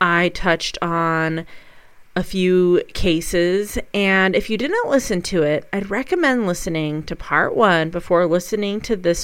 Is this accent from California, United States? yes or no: no; Colorado, United States; moved away; I was in Colorado with family and friends and furry family as well